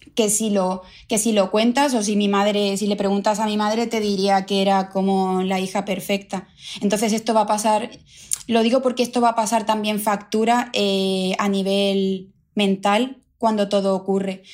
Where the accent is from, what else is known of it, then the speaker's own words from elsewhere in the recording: El Puerto de Santa María, Andalusia, Spain; moved away as an adult; now in London, United Kingdom; Yo, yo vengo de una ciudad de Cádiz, del puerto de Santa María. Allí vivía con mis padres